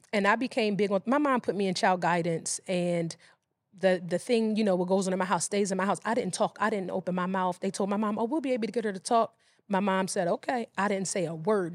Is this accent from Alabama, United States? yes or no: no; Philadelphia, Pennsylvania, United States; I grew up in West Philadelphia